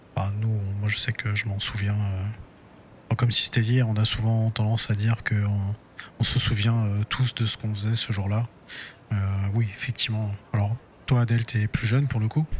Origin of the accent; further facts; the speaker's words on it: France; on est français